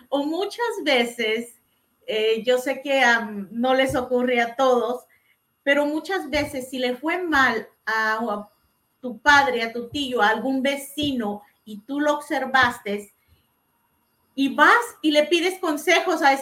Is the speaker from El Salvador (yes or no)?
yes; El Salvador; moved away; cuando yo estaba creciendo en El Salvador